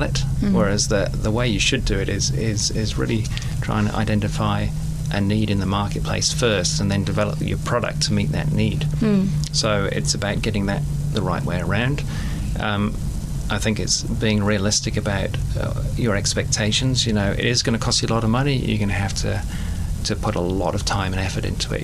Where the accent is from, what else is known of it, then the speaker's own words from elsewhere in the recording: England, United Kingdom; now in New Zealand; I'm from England